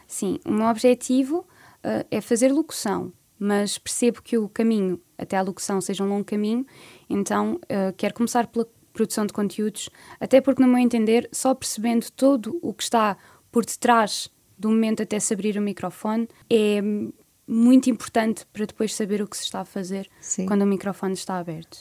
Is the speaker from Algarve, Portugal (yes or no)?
no; Alcobertas, Santarém District, Portugal; now in Lisbon, Portugal; eu venho claro. da Vila de Alcobertas, que é uma vila dentro do distrito de Santarém